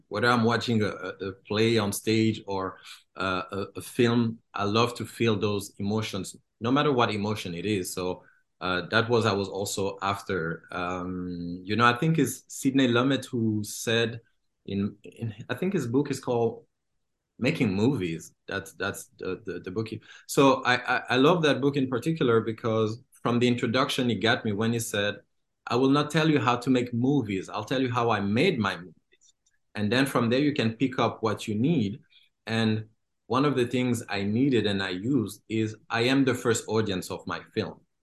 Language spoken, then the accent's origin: English; DR Congo; moved away; I was born and I grew up in Congo